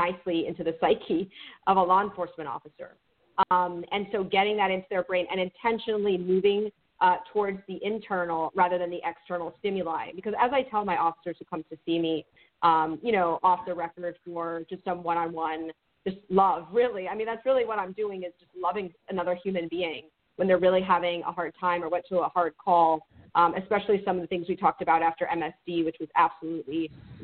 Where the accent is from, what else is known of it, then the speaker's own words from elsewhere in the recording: Miami, Florida, United States; I grew up in Miami in a very diverse area.